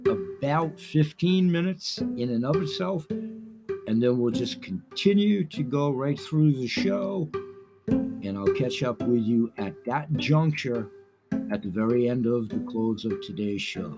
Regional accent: Portland, Maine, United States; my own community, my hometown, where I grew up, the rich heritage that Portland, Maine has

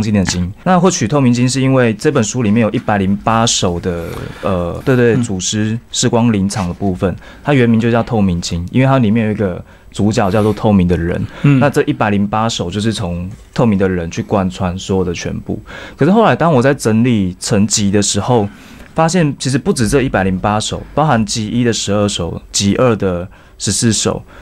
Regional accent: Tainan, Taiwan; 因为我那时候高中念的是台南二中。是台南人

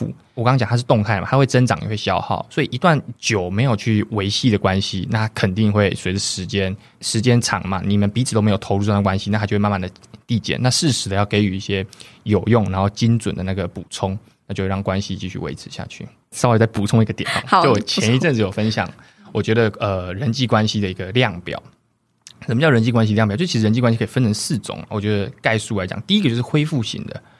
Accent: Qiaotou, Kaohsiung, Taiwan; 像我刚刚分享，我在桥头，就我家乡嘛，我跟那些长辈哈，一定要讲台语

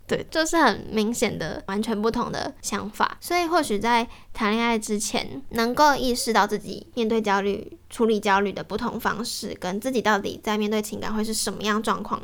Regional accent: Yilan County, Taiwan; moved away; 因为我小时候是爷爷奶奶带我长大，所以我，嗯，小时候在宜兰的时候，假日爸爸妈妈会回来看我

